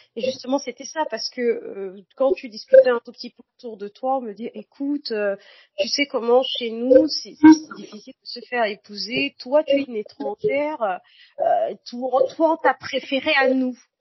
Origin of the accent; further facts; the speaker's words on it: Bafoussam, West, Cameroon; moved away; also born or lived in Cotonou, Benin; je suis née à Bafoussam, au Cameroun